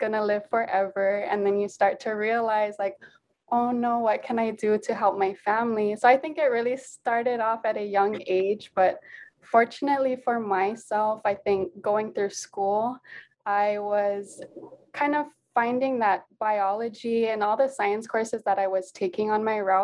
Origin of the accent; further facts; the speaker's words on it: Nanakuli, Hawaii, United States; also born or lived in Waimanalo; So yes, I was born and raised here in Hawaii. Actually grew up on the west side. So my family is from Nanakuli